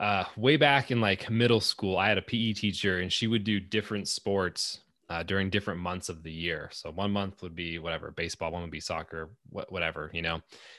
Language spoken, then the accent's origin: English; Antelope Valley, California, United States; At the time I was growing up in Antelope Valley, so SoCal.